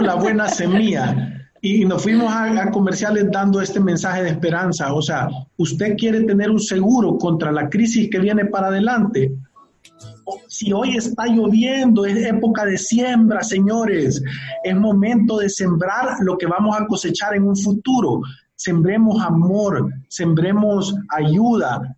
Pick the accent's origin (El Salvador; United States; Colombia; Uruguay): El Salvador; Nosotros como salvadoreños